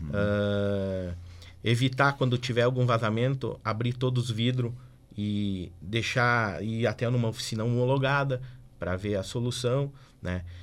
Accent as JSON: {"language": "Portuguese", "town": "Erechim", "region": "Rio Grande do Sul", "country": "Brazil", "tie": "born or raised there", "also_born_or_lived": "Porto Alegre", "moved": "yes", "lives_now": "Passo Fundo, Brazil", "said": "Eu sou natural de Erechim."}